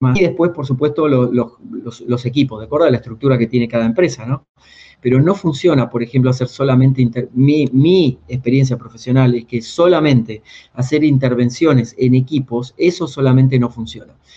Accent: a town near Mar del Plata, Buenos Aires Province, Argentina; now in Buenos Aires, Argentina; yo que soy del interior, de un pueblo cerca de Mar del Plata, pueblo de 8.000 habitantes, laburo de los 8 años

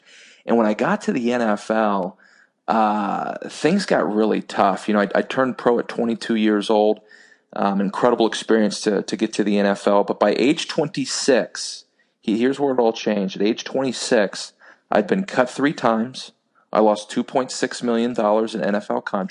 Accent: Texas, United States; growing up in the state of Texas

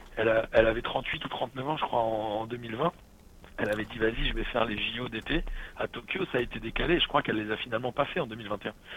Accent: Paris, Île-de-France, France; j'ai grandi à Paris

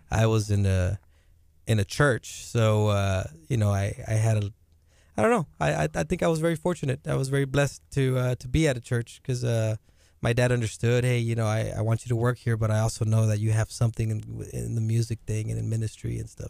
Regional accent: Rio Grande Valley, Texas, United States; I come from the Rio Grande Valley, man. There's nothing to do over there.

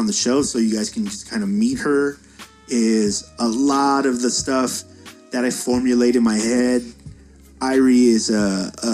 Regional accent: United States; as an American

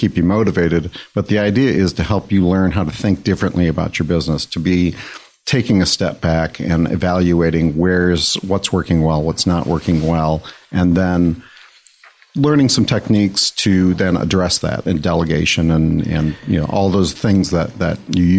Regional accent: Detroit, Michigan, United States; I'm actually from Michigan. I grew up outside of Detroit.

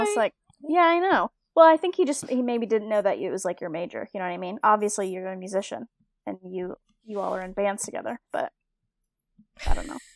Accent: United States; I'm from like a really small town

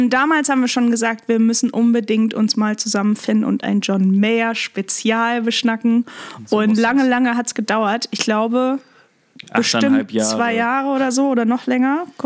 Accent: Lippstadt, North Rhine-Westphalia, Germany; Aus Lippstadt.

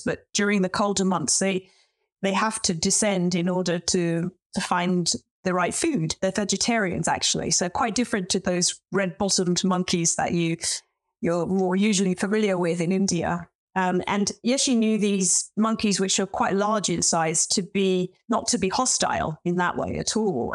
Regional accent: London, United Kingdom; moved away as an adult; also born or lived in Beijing, China; now in Oxford, United Kingdom; I was born and brought up in London, and I was privately educated

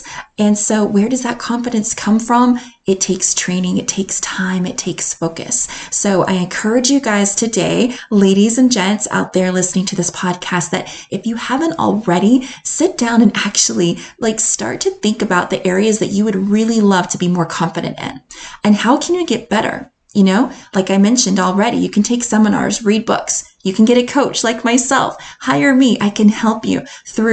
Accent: United States; accent: American; moved away as an adult; now in Edinburgh, United Kingdom; I love being an American. I love my American accent

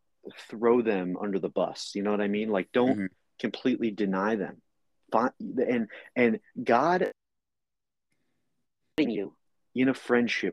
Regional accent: New Jersey, United States; I'm from New Jersey

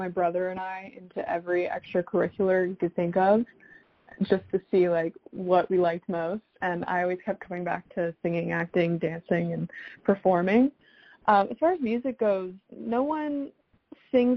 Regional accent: South Florida, United States; also born or lived in Toronto, Canada / Michigan; So I'm originally from Toronto, Canada, but I grew up in South Florida

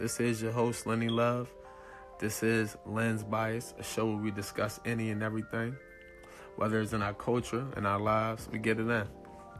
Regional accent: Philadelphia, Pennsylvania, United States; And yes, I am from Philly.

